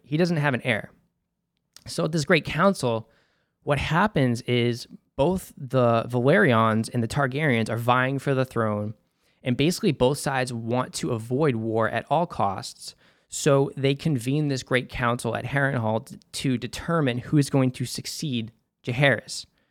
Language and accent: English; Boston, Massachusetts, United States; accent: Boston; I'm from Boston, Massachusetts